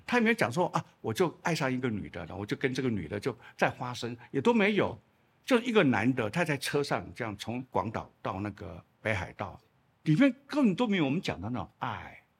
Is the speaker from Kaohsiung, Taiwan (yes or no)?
no; Chiayi, Taiwan; moved away; also born or lived in Shandong (ancestry); 我小时候的住在嘉义